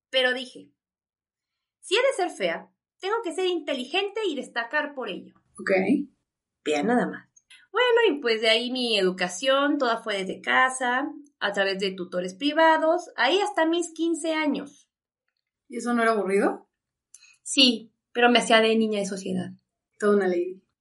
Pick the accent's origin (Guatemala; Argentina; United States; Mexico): United States; New York; Ah, porque yo soy de Nueva York, no sé si te dije.